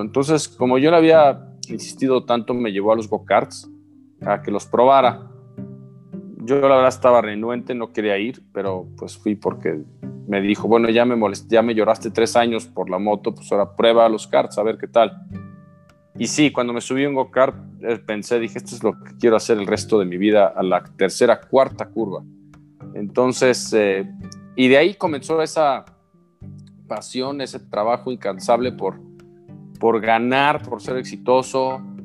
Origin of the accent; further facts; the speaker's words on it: Mexico; siempre como mexicano te da gusto que a otro le vaya bien